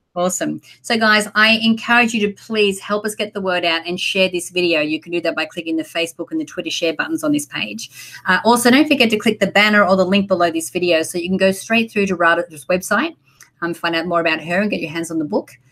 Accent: Australia; moved away as an adult; also born or lived in Sydney, Australia / San Diego, United States; now in Los Angeles, United States; I moved from my hometown, like was a country town in Australia, to Sydney when I was 18

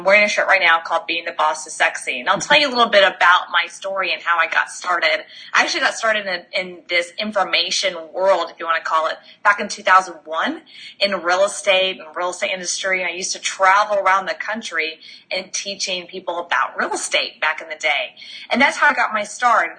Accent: Texas, United States; moved away; also born or lived in Florida; going all the way back to Texas, actually born and bred in Texas

